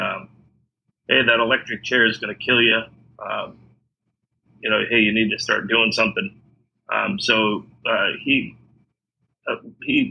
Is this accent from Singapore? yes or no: no; Illinois, United States; moved away as an adult; Growing up in the Midwest, growing up in Illinois, and then going to the University of Illinois